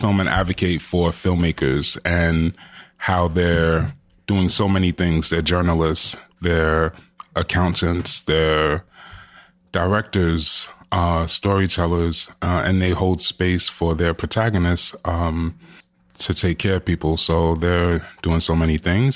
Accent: New York City, New York, United States; I'm born and raised in Jamaica, Queens, and my parents are Jamaican

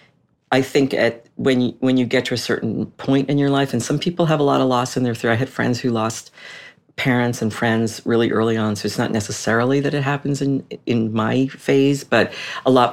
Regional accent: Boston, Massachusetts, United States; moved away as an adult; also born or lived in Washington, D.C.; we ended up living in my hometown

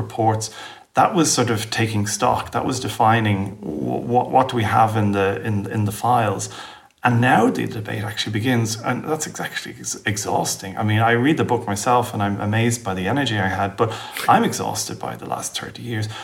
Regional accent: Dublin, Leinster, Ireland; I came from Northside Dublin in the 70s and 80s

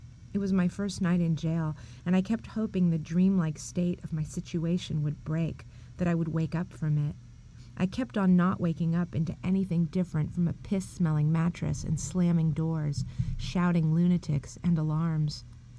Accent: San Francisco, California, United States; I'm from San Francisco, and a trans to me is nothing new

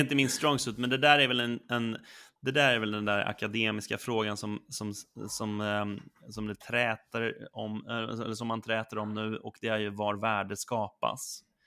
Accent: Sollentuna, Stockholm County, Sweden; now in Stockholm, Sweden; jag är uppväxt i Sollentuna, norr om Stockholm, och jag bor nu inne i Stockholm

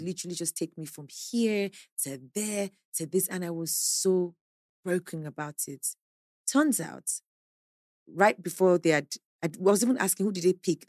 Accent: Nigeria; I am a Nigerian

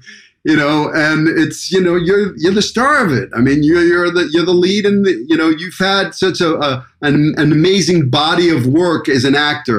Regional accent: New York City, New York, United States; moved away as an adult; also born or lived in Hollywood; now in Los Angeles, United States; a kid like from me, from Brooklyn, could come out to Hollywood at 18

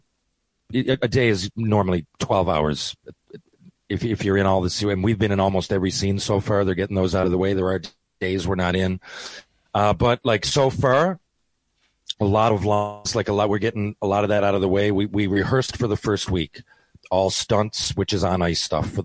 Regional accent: Canada; we're all Canadian

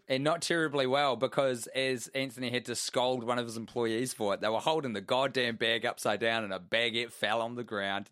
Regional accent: New Zealand; I'm a New Zealander

